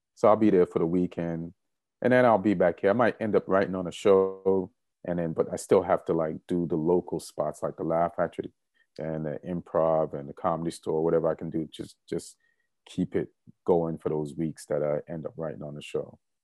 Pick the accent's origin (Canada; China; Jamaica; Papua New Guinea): Jamaica; moved away; also born or lived in New York; being Jamaican